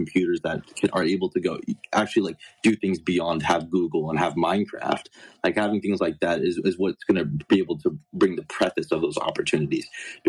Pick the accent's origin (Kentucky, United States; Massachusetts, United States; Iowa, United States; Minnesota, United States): Kentucky, United States; we're from Kentucky.